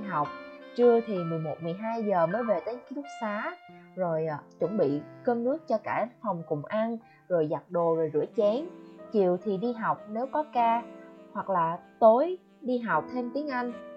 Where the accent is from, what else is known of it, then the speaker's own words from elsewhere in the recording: Quang Ngai, Vietnam; moved away as an adult; also born or lived in Ho Chi Minh City, Vietnam; mình đã về Quảng Ngãi, quê của mình cũng hơn 3 tháng rồi